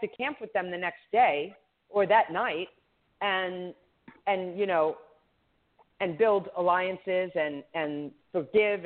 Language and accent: English; New York, United States; I'm from New York, too, so my native New Yorker